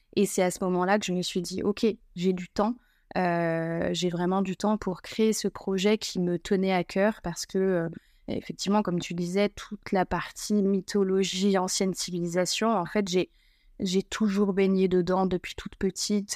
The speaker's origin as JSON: {"language": "French", "region": "northern France", "country": "France", "said": "je suis originaire du nord de la France"}